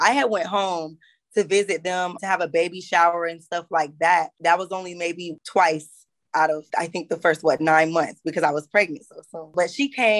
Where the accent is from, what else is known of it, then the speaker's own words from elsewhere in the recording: Florida, United States; moved away as an adult; now in Greensboro, United States; I was born and raised in Florida before I came to Greensboro, North Carolina, actually, in November of 2016